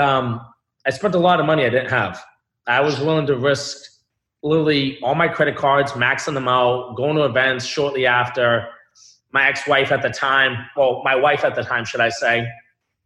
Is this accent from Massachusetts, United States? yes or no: yes; Boston, Massachusetts, United States; I was born in Boston, Massachusetts.